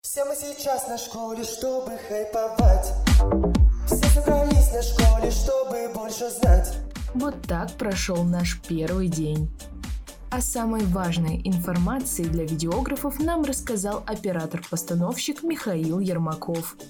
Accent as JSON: {"language": "Russian", "town": "Izhevsk", "region": "Udmurtia", "country": "Russia", "said": "я из города Ижевск"}